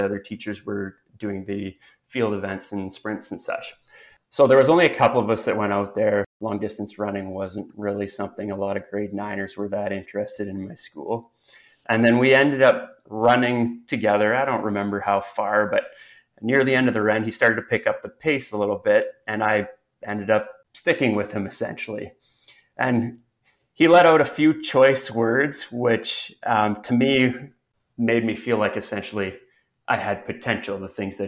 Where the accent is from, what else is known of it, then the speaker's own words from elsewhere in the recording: Roblin, Manitoba, Canada; now in Winnipeg, Canada; I was born and raised around Roblin, Manitoba, which is about 4.5 hours northwest of Winnipeg.